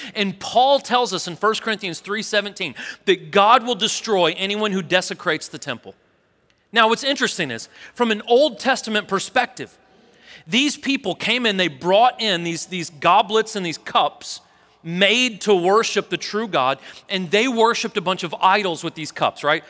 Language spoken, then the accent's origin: English; St. Louis, Missouri, United States; now in Tennessee, United States; I was born in Saint Louis